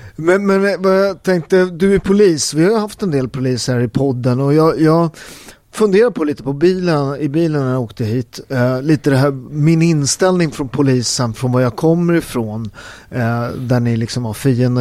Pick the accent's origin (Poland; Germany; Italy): Italy; Naples, Campania; now in Sweden; där jag kommer från, i Neapel, där vi har Camorran